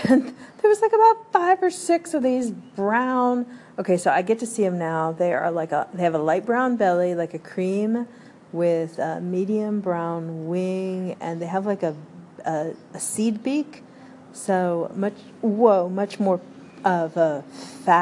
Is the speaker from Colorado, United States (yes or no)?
yes; Denver, Colorado, United States; I was born in Denver, Colorado. I am the first American in my family